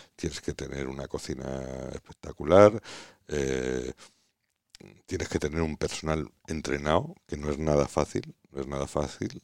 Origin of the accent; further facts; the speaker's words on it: Extremadura, Spain; yo soy extremeño por los cuatro costados